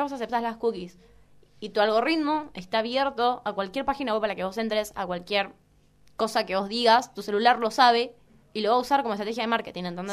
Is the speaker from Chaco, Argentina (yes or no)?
yes; Chaco, Argentina; moved away as an adult; now in Buenos Aires, Argentina; yo soy de Chaco, ¿no? Provincia.